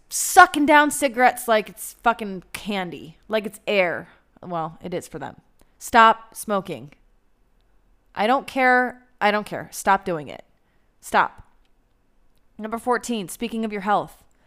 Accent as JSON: {"language": "English", "country": "United States", "moved": "yes", "lives_now": "Israel"}